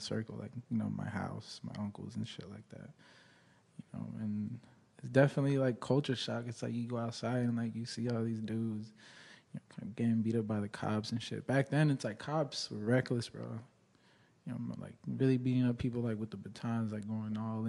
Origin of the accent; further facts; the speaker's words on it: Los Angeles, California, United States; born and raised in the San Fernando Valley, North Hollywood